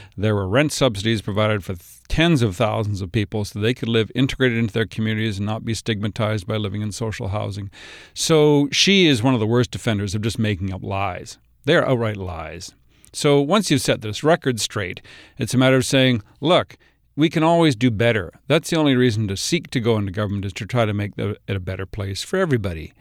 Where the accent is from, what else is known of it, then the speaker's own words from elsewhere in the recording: Kamloops, British Columbia, Canada; also born or lived in Vancouver Island; now in Vancouver, Canada; I live in Vancouver. I grew up in Kamloops.